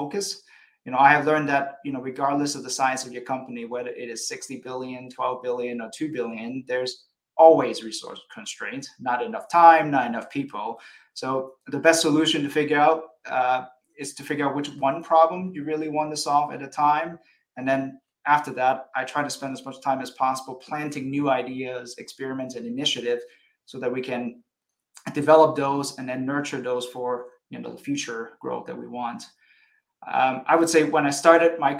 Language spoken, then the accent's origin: English; Hawaii, United States; moved away; also born or lived in Illinois / Seattle / Singapore / Chicago; I was born in Hawaii